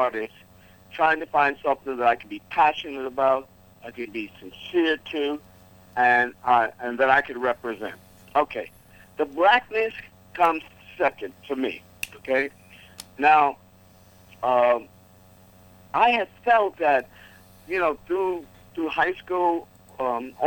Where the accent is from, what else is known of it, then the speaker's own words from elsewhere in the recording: New York City, New York, United States; I'm born and raised in New York and in Harlem